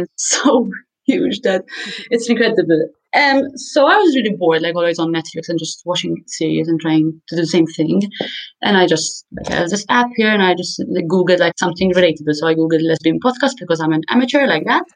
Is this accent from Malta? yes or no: yes; Malta; also born or lived in Scotland; I'm from Malta, in case anyone doesn't know where that is. It's in Europe, it's right below Sicily, and we're a tiny island. I'm 27, I've lived here my whole life